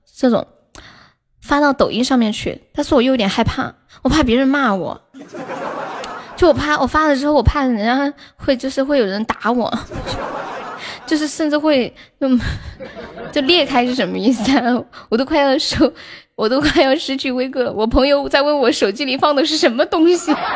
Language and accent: Chinese; Northeast China, China; 我也东北的呀